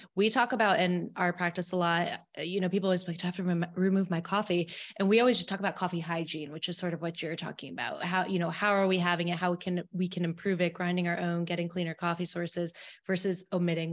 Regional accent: Albany, New York, United States; I'm from Albany, uh, in New York, not, not the city, but I get the hinge of that out when I say coffee to people

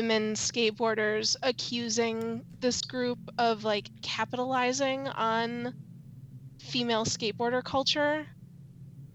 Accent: Chicago, Illinois, United States; I am from Chicago

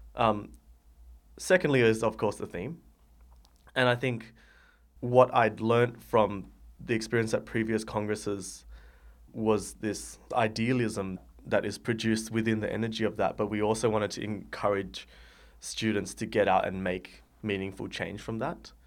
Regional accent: Sydney, New South Wales, Australia; I am from Sydney

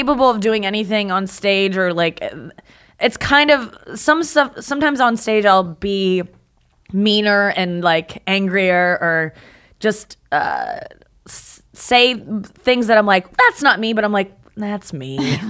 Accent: St. Louis, Missouri, United States; St. Louis.

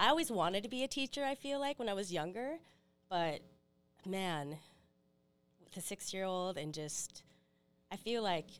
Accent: Cloquet, Minnesota, United States; I born and raised in Cloquet, still living here.

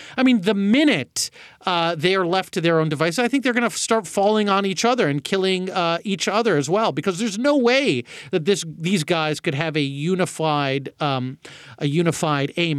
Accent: Saudi Arabia; moved away; growing up in Saudi Arabia

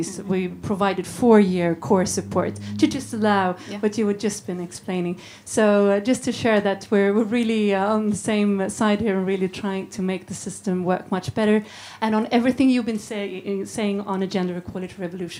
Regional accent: Sweden; I'm from Sweden

